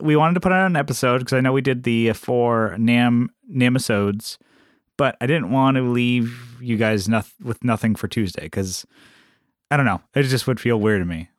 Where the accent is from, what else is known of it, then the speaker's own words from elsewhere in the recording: San Diego, California, United States; moved away; we're, we're, we're from San Diego, so we don't get that weather